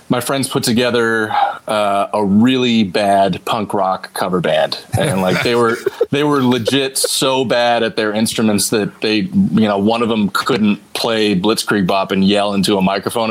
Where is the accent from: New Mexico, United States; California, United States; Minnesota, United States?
California, United States; Torrance; also born or lived in San Pedro, Los Angeles; we moved, to the Torrance area and that's where I grew up